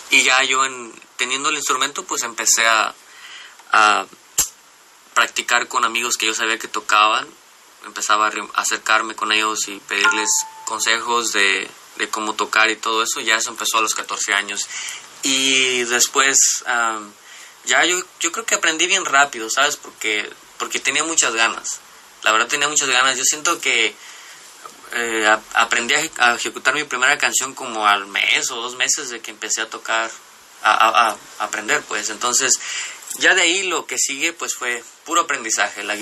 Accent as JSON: {"language": "Spanish", "town": "José María Morelos", "region": "Jalisco", "country": "Mexico", "tie": "born or raised there", "also_born_or_lived": "Cocula", "said": "nací en Cocula, Jalisco. Eh, y al año de que nací, mis padres se se mudaron, porque ellos vivían en esas áreas, mis padres se mudaron a la zona costa, de la costa sur de Puerto Vallarta"}